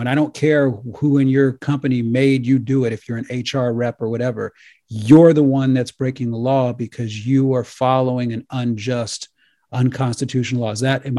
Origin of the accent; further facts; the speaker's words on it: United States; as an American